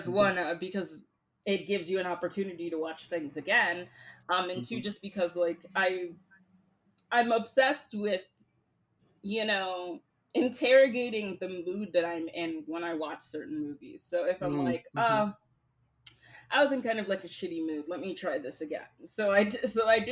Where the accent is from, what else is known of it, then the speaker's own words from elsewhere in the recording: the South, United States; I am from the South, and I am very aware of the specific culture that Honk for Jesus exists